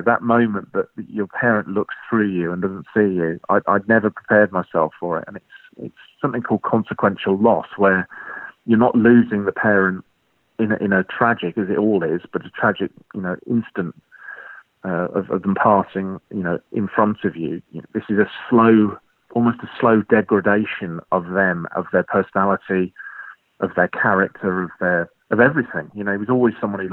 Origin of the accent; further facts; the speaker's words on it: Colchester, East of England, United Kingdom; I was born in Colchester